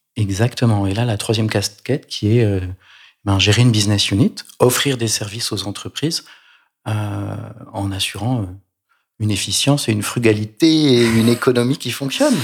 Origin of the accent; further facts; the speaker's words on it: Provence-Alpes-Côte d'Azur, France; Je suis provençal, comme mon nom l'indique peut-être